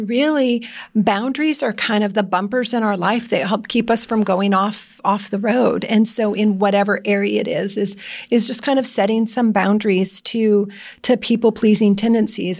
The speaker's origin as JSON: {"language": "English", "region": "Iowa", "country": "United States", "said": "I'm from Iowa"}